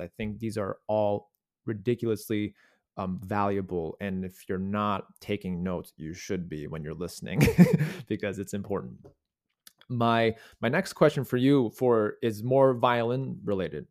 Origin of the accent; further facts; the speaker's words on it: North Shore, Illinois, United States; also born or lived in Chicago; I grew up on the North Shore, yeah, like in the Glenview, Wilmette, Winnetka area